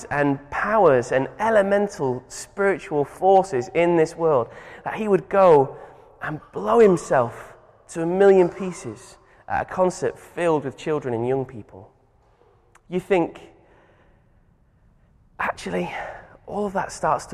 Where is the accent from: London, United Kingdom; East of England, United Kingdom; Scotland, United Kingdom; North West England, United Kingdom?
North West England, United Kingdom; Manchester; I'm from Manchester, and my dad is a boxing referee.